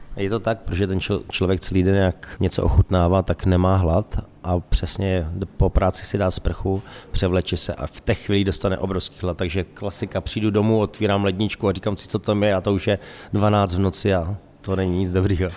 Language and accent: Czech; Moravian Wallachia, Zlín Region, Czechia; moved away; já jsem hlavně z Valašska